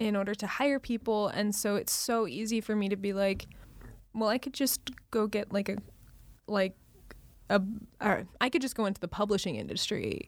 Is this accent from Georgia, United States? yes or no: no; Utah, United States; moved away; my family lives in Utah